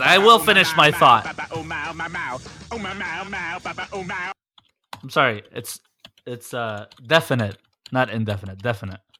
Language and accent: English; Detroit, Michigan, United States; I'm from there, I grew up, I went to school